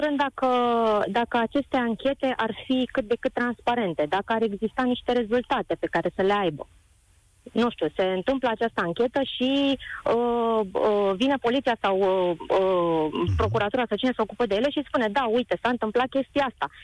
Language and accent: Romanian; Popești-Leordeni, Ilfov, Romania; Sunt pur și simplu un cetățean, sunt din Popești Lordeni